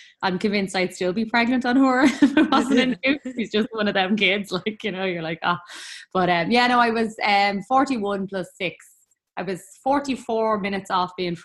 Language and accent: English; Dublin, Leinster, Ireland; I am from Talla in Dublin